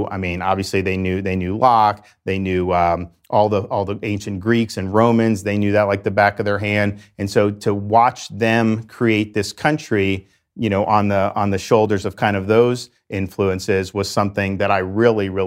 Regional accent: Dunedin, Florida, United States; born or raised there

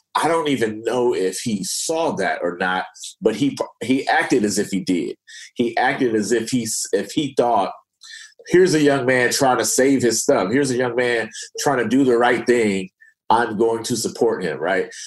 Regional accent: Oakland, California, United States; I'm from Oakland

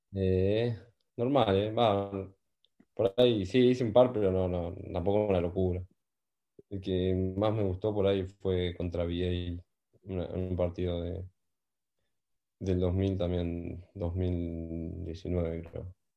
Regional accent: Argentina; moved away as an adult; now in Newcastle, United Kingdom; somos tres argentinos que estamos juntos

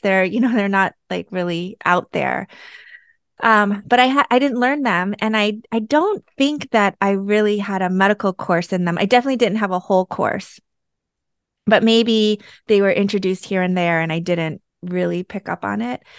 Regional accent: United States; I'm Korean American

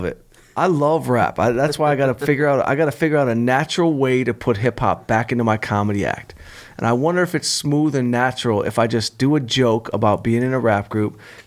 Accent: Southfield, Michigan, United States; Southfield, Michigan, right outside Detroit, my hometown, Southfield. That's where I'm from.

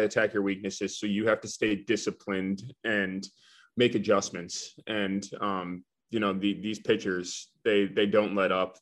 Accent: Florida, United States; moved away as an adult; I'm from Florida, and when I was in high school, I, I wanted to play for a Florida school

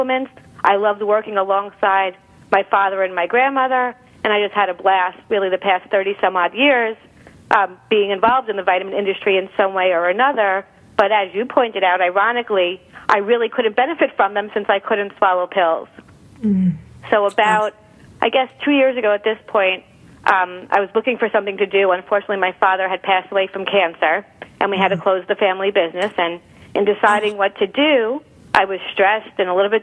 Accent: Long Island, New York, United States; also born or lived in Michigan; I grew up in Long Island, New York

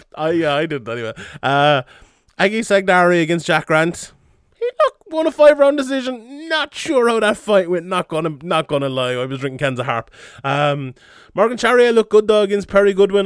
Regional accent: Ireland

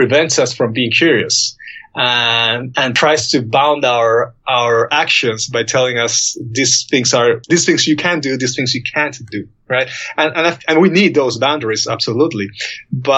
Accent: Peru; moved away; my home country in Peru

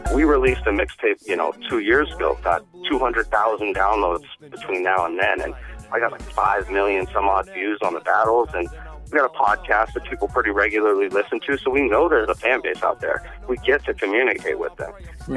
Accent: United States; now in Shanghai, China; we're living in Shanghai, but I'm American

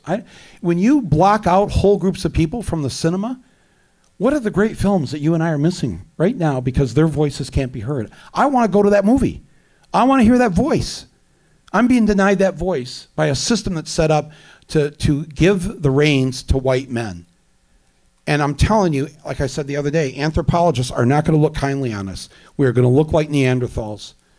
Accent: Flint, Michigan, United States; now in New York, United States; I, I come from Flint, Michigan

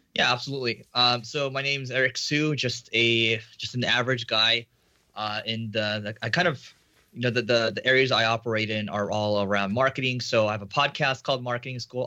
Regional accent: United States; I'm Asian American

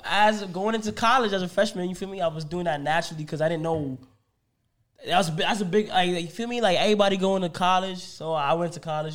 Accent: New York City, New York, United States; I'm from Bronx, New York

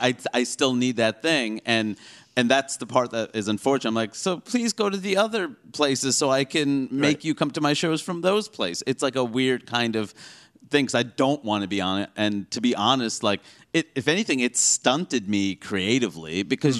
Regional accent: United States; when you grow up here

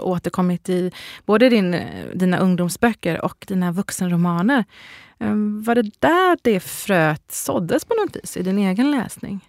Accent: Gothenburg, Västra Götaland, Sweden; also born or lived in Malmö; now in Stockholm, Sweden; jag är från Göteborg

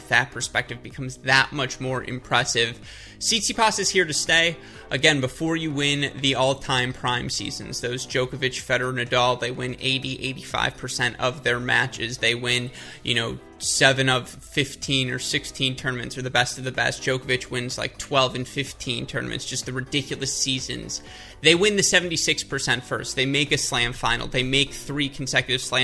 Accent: United States; as an American

